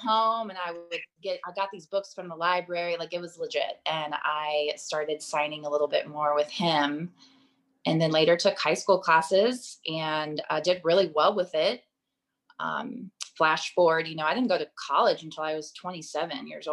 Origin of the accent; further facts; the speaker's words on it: Texas, United States; I grew up in Texas on property